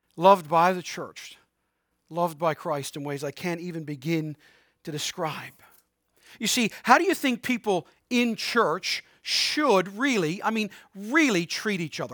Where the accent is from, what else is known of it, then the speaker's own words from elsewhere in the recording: Harbour Grace, Newfoundland and Labrador, Canada; also born or lived in Prince Edward Island; now in St. John's, Canada; I was born in Saint John's, but raised in Harbor Grace